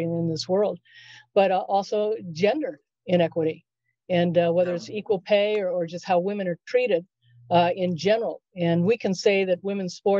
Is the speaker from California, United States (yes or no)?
yes; Southern California, United States; also born or lived in Chicago; I grew up in Southern California